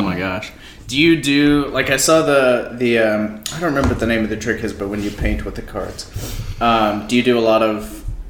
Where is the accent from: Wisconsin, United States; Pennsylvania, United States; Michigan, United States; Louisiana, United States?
Louisiana, United States; I'm from Louisiana.